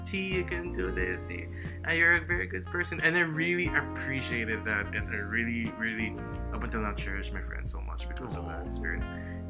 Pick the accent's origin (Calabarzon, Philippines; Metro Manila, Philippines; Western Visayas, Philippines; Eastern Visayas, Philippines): Western Visayas, Philippines; moved away; I grew up in Aklan before